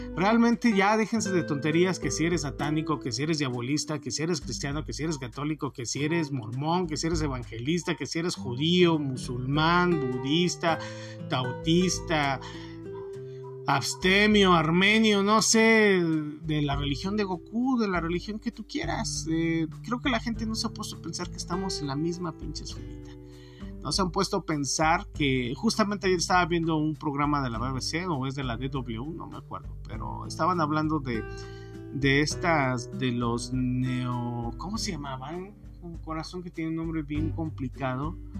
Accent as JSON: {"language": "Spanish", "country": "Mexico", "said": "nosotros como mexicanos"}